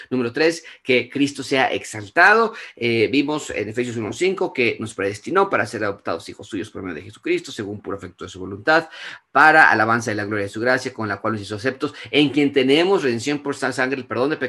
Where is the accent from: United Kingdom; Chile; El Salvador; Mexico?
Mexico; No, yo soy mexicana, a mí que a mí que me la hagan y van a ver cómo les va, ¿no?